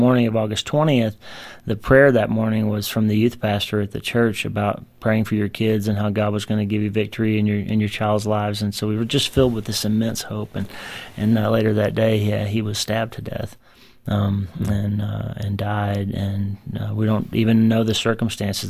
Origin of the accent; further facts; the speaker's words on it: United States; born or raised there